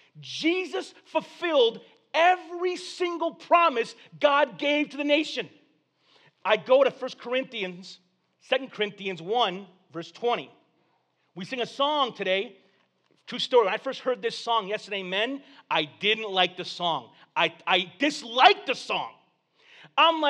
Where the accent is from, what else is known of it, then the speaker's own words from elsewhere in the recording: Corpus Christi, Texas, United States; I was born in Corpus Christi, Texas